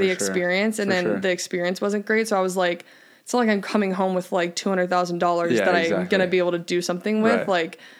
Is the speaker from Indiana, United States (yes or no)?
yes; Indiana, United States; moved away; also born or lived in Michigan / Pepperdine (California); I'm from Indiana.